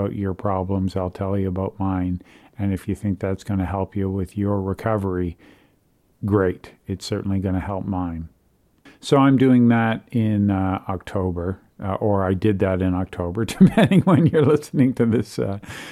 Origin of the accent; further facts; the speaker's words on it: Toronto, Ontario, Canada; in my hometown, Toronto, Canada.